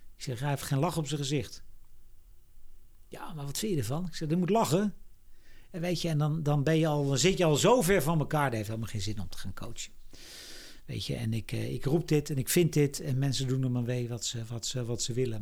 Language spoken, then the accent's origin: Dutch; Netherlands; als Nederlanders